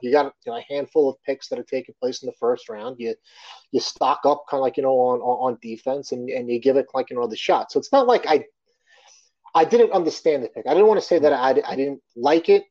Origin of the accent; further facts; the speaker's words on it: Long Island, New York, United States; growing up on Long Island.